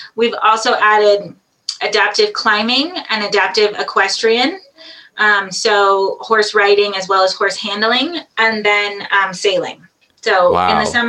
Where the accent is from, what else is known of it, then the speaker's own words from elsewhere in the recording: Squaw Valley, California, United States; And I grew up here in Tahoe in Squaw Valley.